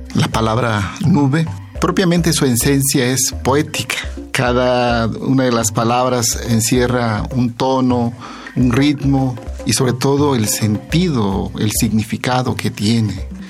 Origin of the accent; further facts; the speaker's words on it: Asunción Ixtaltepec, Oaxaca, Mexico; first language Zapotec; Spanish is a second language; El zapoteco que es mi lengua materna